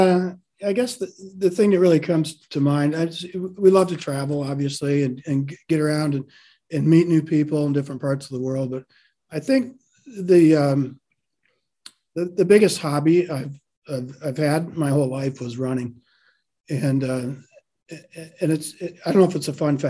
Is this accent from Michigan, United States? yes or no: yes; Michigan, United States; moved away as an adult; also born or lived in London; now in Texas, United States; I grew up in Michigan